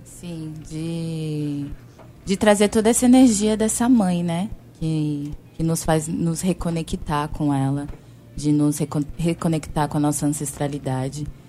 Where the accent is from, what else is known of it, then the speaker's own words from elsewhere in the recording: São Paulo, Brazil; eu sou de São Paulo